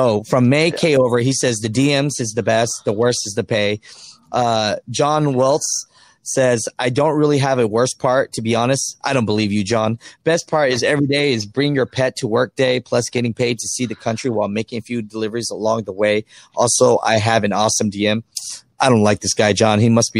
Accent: Ohio, United States; I am from Ohio and I got two little boys to take care of, and they told me they can't get me anything around here, but they got terminals in Gary, Indy.

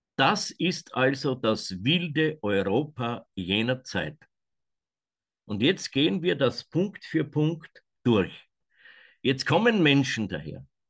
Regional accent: Kamp valley, Waldviertel, Lower Austria, Austria; hier in meiner Heimat

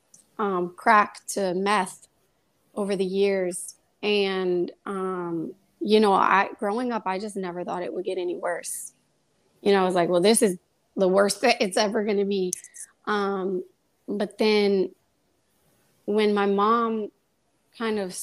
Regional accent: Kansas City, Missouri, United States; now in New York, United States; I grew up in Kansas City, Missouri. I'm not a New York native

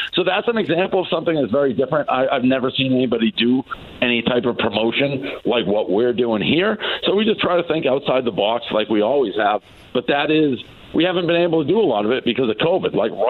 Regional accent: New England, United States; I'm from New England, so that's a huge holiday there.

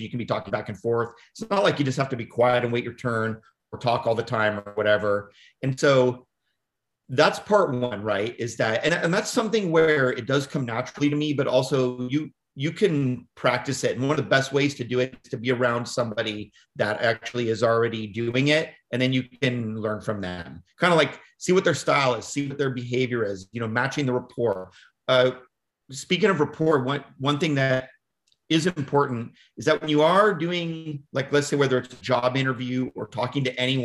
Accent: Woodland, California, United States; I grew up in Northern California, and then my hometown is called Woodland, California. It's near the Davis, Sacramento area

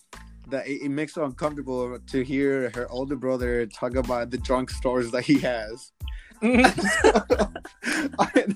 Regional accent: El Salvador; moved away; I grew up in El Salvador

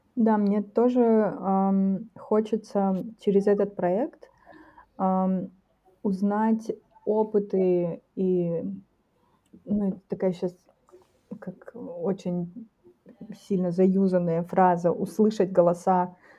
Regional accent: Taldykorgan, Jetisu Region, Kazakhstan; в Талдыкургане, например, например, это мой родной город

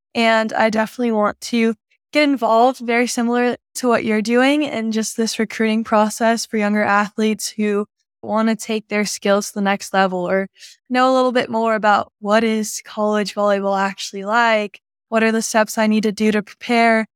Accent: Dallas, Texas, United States; also born or lived in Clearwater, Florida; I was born in Clearwater, Florida, moved to Dallas

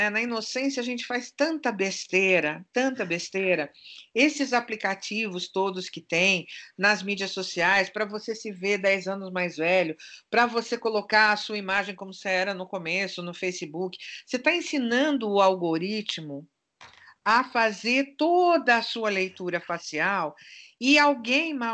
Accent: Turkey; Como boa turca que sou, eu sou desconfiada.

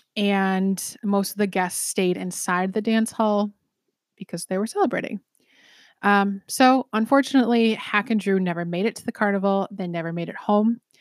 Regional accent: Fort Atkinson, Wisconsin, United States; my hometown murder

